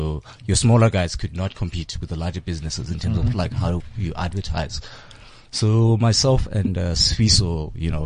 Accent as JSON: {"language": "English", "region": "Eastern Cape", "country": "South Africa", "tie": "born or raised there", "also_born_or_lived": "Johannesburg", "moved": "yes", "said": "I grew up in the Eastern Cape, a township called Danzani, raised by my grandmother."}